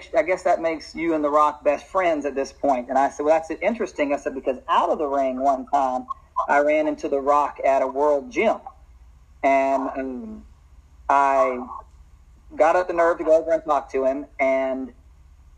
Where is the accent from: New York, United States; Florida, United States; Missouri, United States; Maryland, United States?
Florida, United States; Lake City; moved away as an adult; also born or lived in Kentucky; I grew up in Florida, Lake City, Florida. and went to Columbia High School.